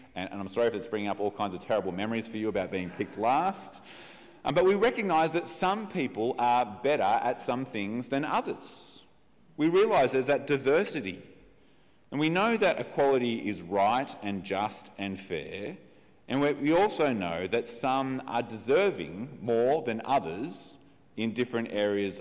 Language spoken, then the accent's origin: English; Australia; as we think about ourselves as Australian